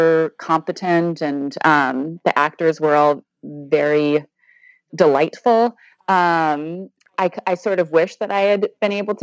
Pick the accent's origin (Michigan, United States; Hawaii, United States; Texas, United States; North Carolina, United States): Hawaii, United States; Kailua; also born or lived in Honolulu, Hawaii; now in Los Angeles, United States; My hometown in Hawaii is magical. It's a beach town on the east side of the island of Oahu. It's known for its pristine beaches. I grew up there.